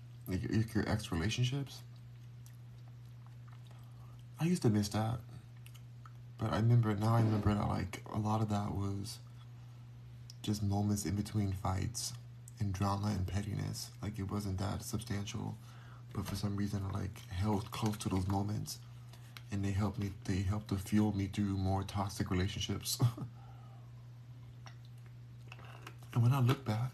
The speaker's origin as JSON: {"language": "English", "town": "Los Angeles", "region": "California", "country": "United States", "tie": "born or raised there", "said": "I was born in Los Angeles. Born and raised"}